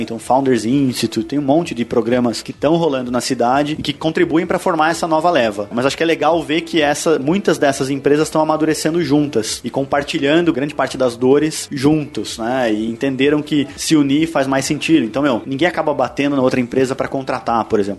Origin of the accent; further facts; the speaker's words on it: Londrina, Paraná, Brazil; also born or lived in Curitiba; eu sou natural de Londrina, do interior, do Paraná, né? Mudei para Curitiba muito novo, assim, com 16 anos